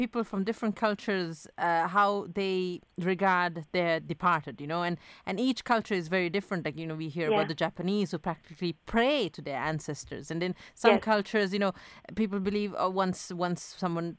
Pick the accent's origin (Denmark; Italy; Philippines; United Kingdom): Italy; also born or lived in Sri Lanka / Bahrain; now in Ireland; growing up in Italy, living in Sri Lanka, living in Bahrain, now in Ireland